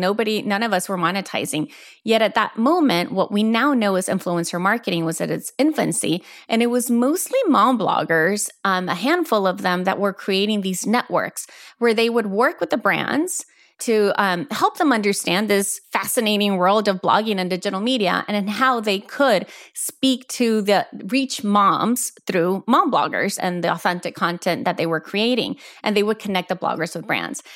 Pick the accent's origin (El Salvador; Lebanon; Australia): El Salvador; moved away as an adult; also born or lived in Houston, Texas, United States / Florida, United States; moved us back to El Salvador, where it was, where really I grew up, where I had my formative years. But my formative years were only there. They were also in Houston. I grew up between both countries